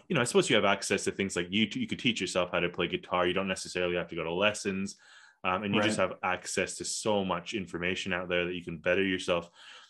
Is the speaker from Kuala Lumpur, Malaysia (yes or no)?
yes; Kuala Lumpur, Malaysia; I grew up in Kuala Lumpur, and like I mentioned before, like in this international school that was like an American curriculum international school.